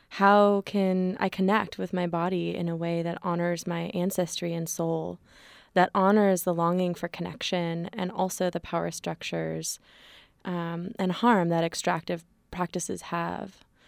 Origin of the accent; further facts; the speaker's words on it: Berkeley, California, United States; born and raised in occupied Ohlone territory, aka Berkeley